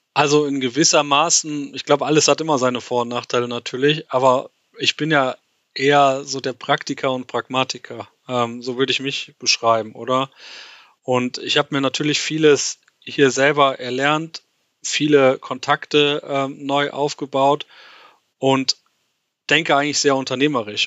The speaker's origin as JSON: {"language": "German", "area": "Westerwald", "region": "Rhineland-Palatinate", "country": "Germany", "moved": "as an adult", "lives_now": "Switzerland", "said": "bin ursprünglich, wie schon richtig gesagt, aus dem, aus dem Westerwald"}